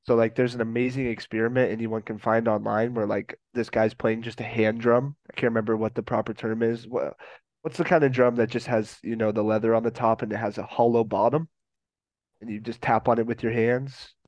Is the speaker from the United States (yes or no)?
yes; Colorado, United States; I'm from Colorado